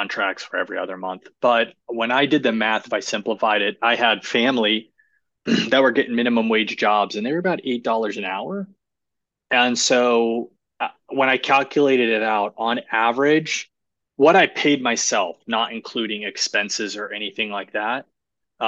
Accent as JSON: {"language": "English", "region": "Ohio", "country": "United States", "also_born_or_lived": "Florida", "moved": "yes", "said": "I'm originally from Ohio"}